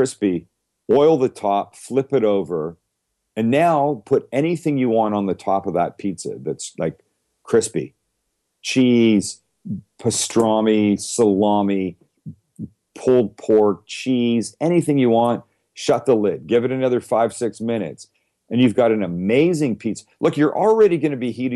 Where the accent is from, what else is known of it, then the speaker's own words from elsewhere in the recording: Vancouver, British Columbia, Canada; moved away; I grew up in Vancouver, Canada